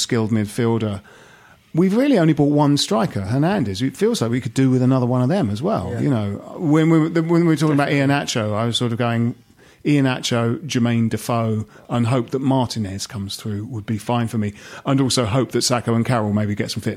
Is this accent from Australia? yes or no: no; Bromley, London, United Kingdom; Jim and I went because we grew up in Bromley